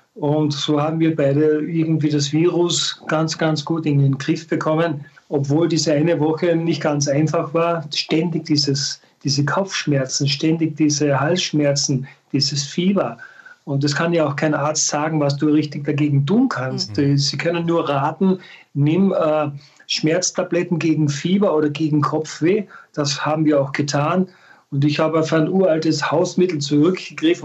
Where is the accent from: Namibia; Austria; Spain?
Austria; bei uns in Österreich